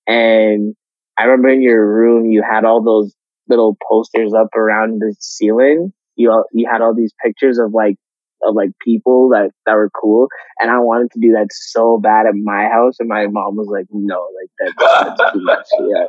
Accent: Nigeria; And us being Nigerian, you guys being Nigerian

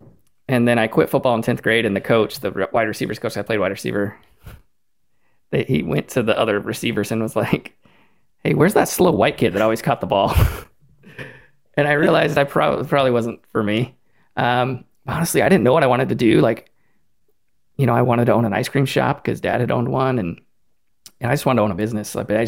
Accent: Killeen, Texas, United States; growing up in Killeen, if you made six figures, that was like a big deal.

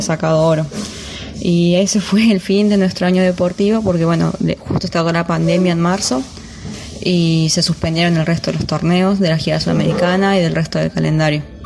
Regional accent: San Luis, Argentina; moved away as an adult; now in Buenos Aires, Argentina; Soy de San Luis, pero vivo en Buenos Aires desde el 2015, que tuve que trasladarme

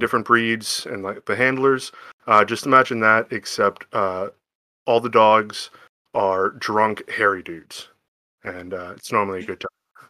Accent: Whitehall, Pennsylvania, United States; also born or lived in Shippensburg, Pennsylvania; now in Bethlehem, United States; I'm originally from, uh, Eastern P A, the Lehigh Valley, um, small town called Whitehall

